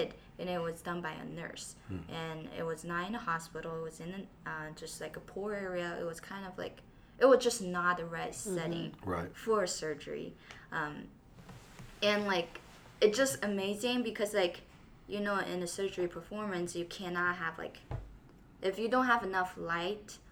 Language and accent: English; Taiyuan, Shanxi, China; I was born in Shanxi, Taiyuan